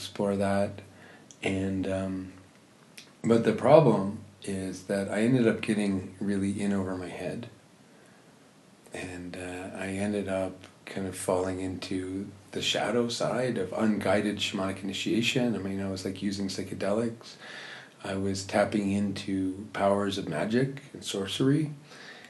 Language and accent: English; Toronto, Ontario, Canada; I'm from Toronto